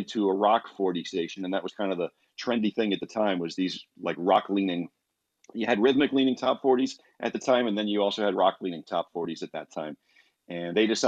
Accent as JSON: {"language": "English", "area": "Long Island", "region": "New York", "country": "United States", "tie": "born or raised there", "moved": "yes", "said": "I grew up in New York, like outside of New York City in Long Island."}